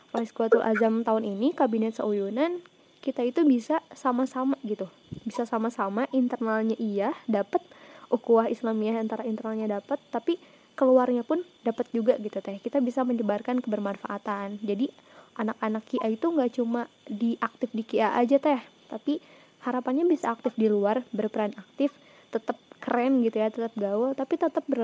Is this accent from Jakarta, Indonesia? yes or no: no; West Java, Indonesia; mungkin iya ya karena kita orang Sunda semua kan ya yang di sini